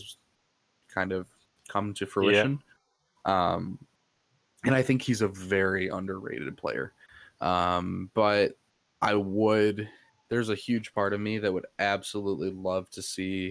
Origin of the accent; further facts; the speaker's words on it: United States; I'm an American